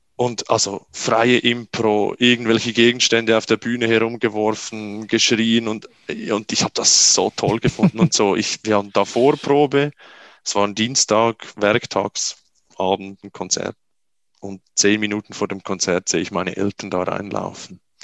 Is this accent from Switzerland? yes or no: yes; Switzerland; bei uns in der Schweiz